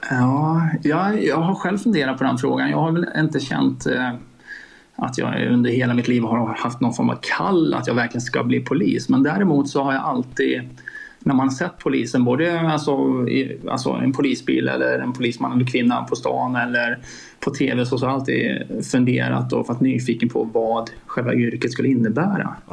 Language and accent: Swedish; Skåne, Sweden; also born or lived in Borås; now in Lidköping, Sweden; Dels så är jag född och uppvuxen i Skåne faktiskt, även om inte det kanske hörs på dialekten på samma sätt längre. sen har jag gjort en liten tur till Borås bland annat och sen hamnat i Lidköping då.